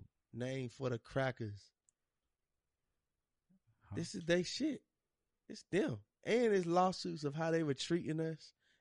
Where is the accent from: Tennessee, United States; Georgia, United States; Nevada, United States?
Georgia, United States; I'm from Georgia.